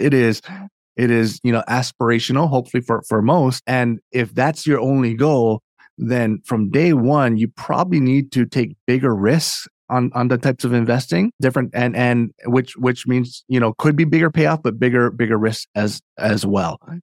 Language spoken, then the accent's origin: English; Hawaii, United States; now in Northern Virginia, United States; I'm from Hawaii originally, and so my, my story, uh, kinda origin starts there. I grew up in a very, um, entrepreneurial family.